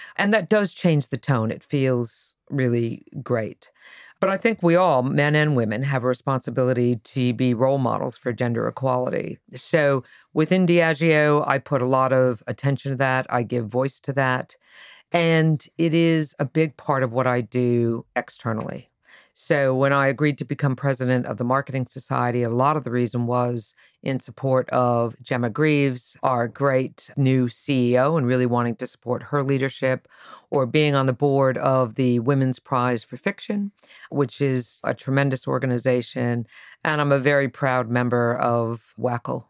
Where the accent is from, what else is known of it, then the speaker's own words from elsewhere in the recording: Connecticut, United States; moved away; also born or lived in Boston; I grew up in Connecticut